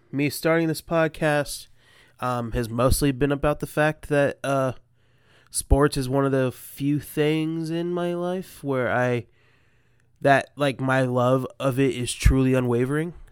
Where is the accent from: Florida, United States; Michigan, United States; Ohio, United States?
Ohio, United States; Columbus; I'm obviously from Columbus, Ohio